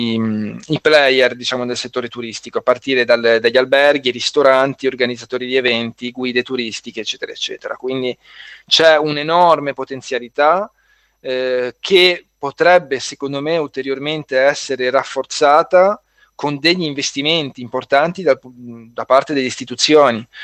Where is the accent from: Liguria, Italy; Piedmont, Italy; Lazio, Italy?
Liguria, Italy; Genoa; io sono di Genova